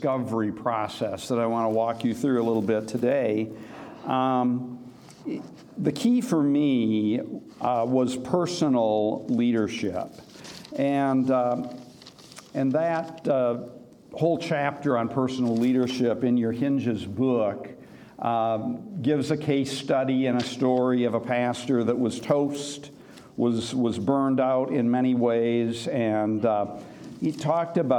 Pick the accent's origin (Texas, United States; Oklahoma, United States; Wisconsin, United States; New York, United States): Wisconsin, United States; also born or lived in Missouri / Sioux City, Iowa; now in St. Paul, United States; I grew up in Wisconsin and then in Missouri